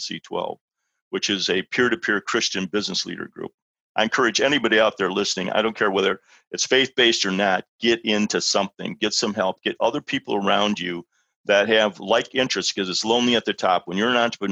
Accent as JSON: {"language": "English", "town": "Libertyville", "region": "Illinois", "country": "United States", "tie": "born or raised there", "said": "I'm in a little church here in my hometown here in Libertyville"}